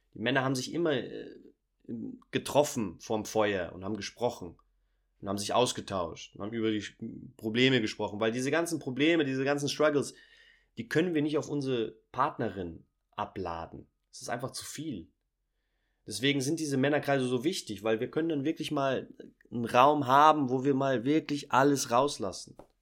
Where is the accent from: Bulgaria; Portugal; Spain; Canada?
Portugal; also born or lived in Germany; Ich bin äh, in Portugal groß geworden, Sohn einer deutschen Mutter, brasilianischen Vater